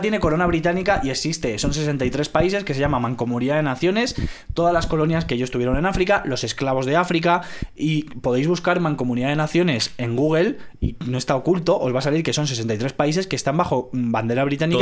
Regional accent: Venezuela; moved away; also born or lived in Spain; como español y ex venezolano

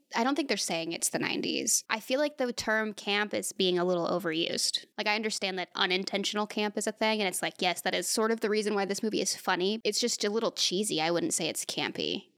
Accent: United States; As an American

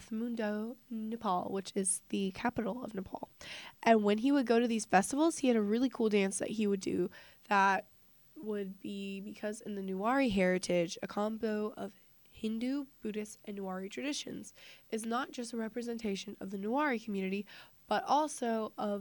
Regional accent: United States; I'm an American

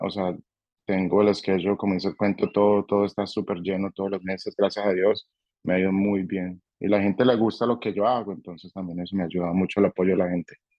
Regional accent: Colombia; now in Nashville, United States; conoció a alguien en, Colombia y, y nos trajo con ella y nos, nos mudamos para Estados Unidos precisamente para Nashville, Tennessee

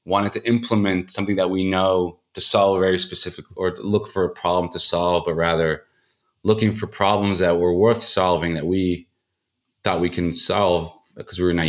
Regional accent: Israel; also born or lived in United States; I was born in the States, but moved to Israel when I was 9.

